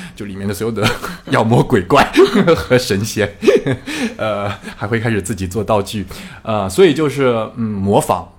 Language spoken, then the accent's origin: Chinese; China; moved away; also born or lived in France; 我在中国出生，然后 ，后来去了法国，呃，生活、学习、工作，然后一零年回到中国，也差不多回来有八八年了，啊，八年多了